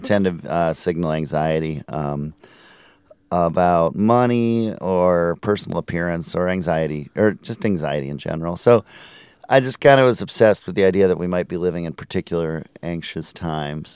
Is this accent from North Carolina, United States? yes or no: no; Minneapolis, Minnesota, United States; moved away; I'm originally from Minneapolis